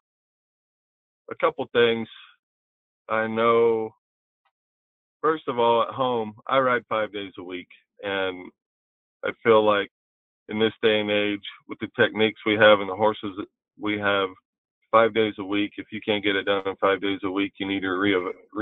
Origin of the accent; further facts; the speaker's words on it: Long Island, New York, United States; growing up on Long Island